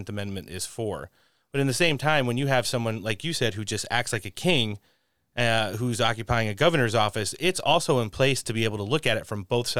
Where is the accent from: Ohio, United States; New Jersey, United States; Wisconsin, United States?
New Jersey, United States; I grew up in CD3 in New Jersey.